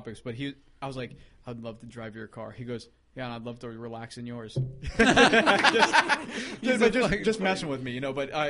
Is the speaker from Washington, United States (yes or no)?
yes; the Northwest, Washington, United States; we grew up in the Northwest